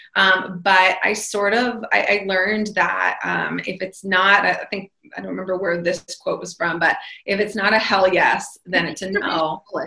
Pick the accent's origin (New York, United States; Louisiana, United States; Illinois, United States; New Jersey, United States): New York, United States; I am from New York